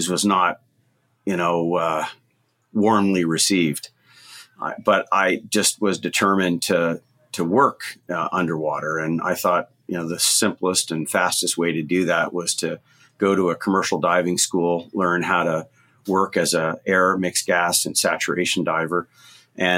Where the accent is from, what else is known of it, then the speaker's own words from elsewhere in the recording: Canada; also born or lived in Barbados; I grew up in Canada, probably about as far away from the ocean as you could get.